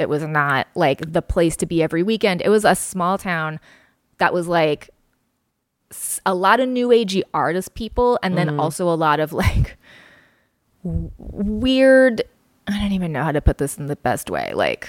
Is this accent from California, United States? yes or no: yes; Altadena, California, United States; also born or lived in Massachusetts / North Carolina; We moved from Massachusetts when I was six to Altadena, California.